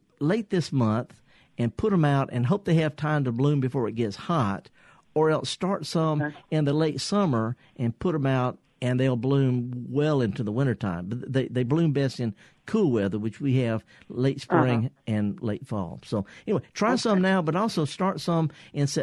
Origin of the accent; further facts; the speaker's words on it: the Mississippi Delta, United States; I'm from the Delta, by the way. I'm born and raised